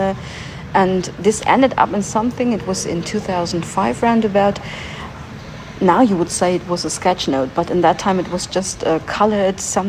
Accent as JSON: {"language": "English", "town": "Göttingen", "region": "Lower Saxony", "country": "Germany", "second_language": "English", "said": "I'm from Germany. I'm from Göttingen"}